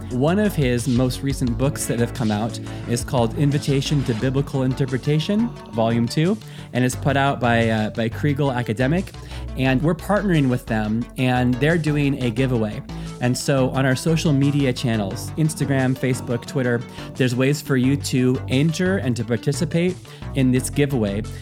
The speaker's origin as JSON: {"language": "English", "country": "United States", "moved": "as an adult", "lives_now": "Europe", "said": "I am an American living in Europe"}